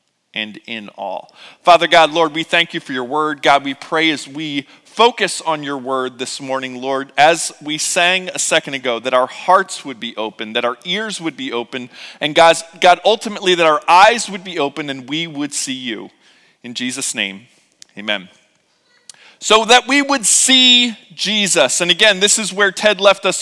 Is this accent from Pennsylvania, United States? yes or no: yes; Philadelphia, Pennsylvania, United States; I growing up in Philadelphia and having to travel to New Jersey a lot